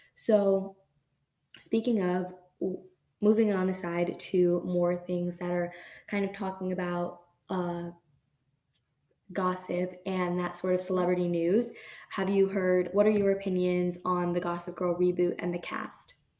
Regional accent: United States; being born in America like I legally I am an American

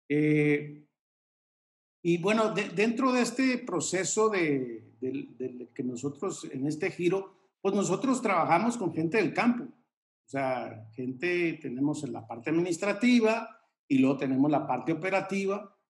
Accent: Mexico; venimos de, México, somos una empresa mexicana, yo no hablo inglés

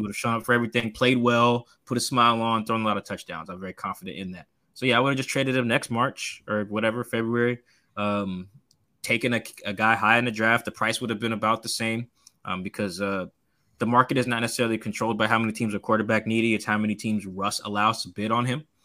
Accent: Seattle, Washington, United States; I grew up in Seattle. I'm from here

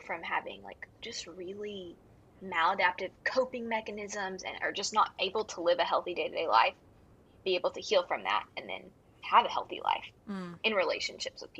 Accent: Houston, Texas, United States; moved away as an adult; also born or lived in Fort Worth, Texas; now in West Monroe, United States; I was born in Houston and then moved to Fort Worth for college

